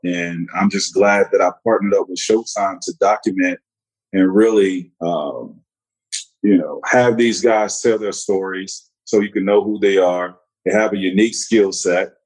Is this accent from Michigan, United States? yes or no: no; Central Florida, United States; moved away as an adult; a Central Florida kid